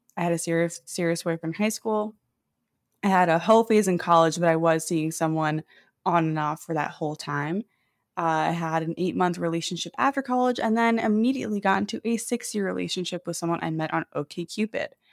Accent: New York City, New York, United States; moved away as an adult; now in Seattle, United States; I moved here from New York City, where I grew up, during the pandemic

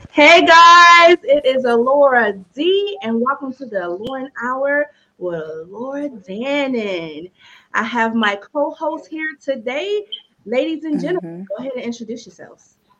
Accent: Youngstown, Ohio, United States; now in Atlanta, United States; I'm from Youngstown, living in Atlanta

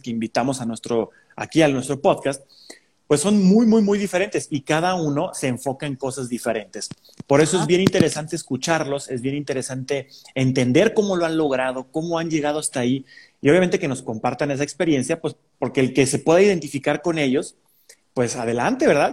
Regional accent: Mexico; los mexicanos tenemos un acento un poquito más neutro

